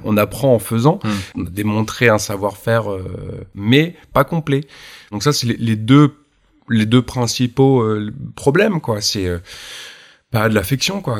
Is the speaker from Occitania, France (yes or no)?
no; Normandy, France; je suis normand